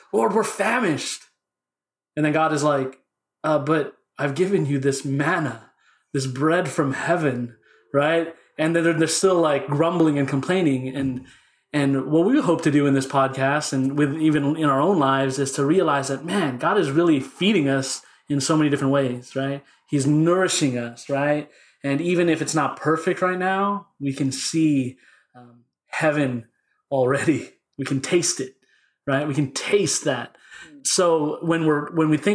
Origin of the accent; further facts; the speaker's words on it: Bay Area, California, United States; now in Sacramento, United States; I grew up in the Bay Area, Filipino also.